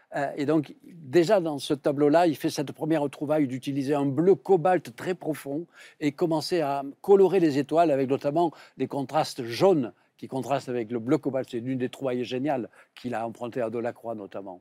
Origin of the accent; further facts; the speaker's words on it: Provence-Alpes-Côte d'Azur, France; accent: Provençal; je suis également provincial, comme on l'attendait en mon accent.